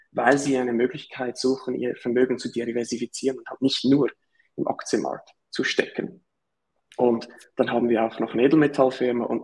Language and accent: German; Zurich, Switzerland; Wie ihr vielleicht hört, äh, komme ich aus der Schweiz. Also Nachbarstaat aus dem Süden sozusagen, äh, Zürich um genau zu sein.